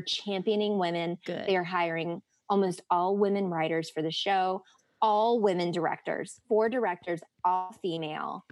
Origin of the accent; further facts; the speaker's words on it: the South, United States; growing up in the South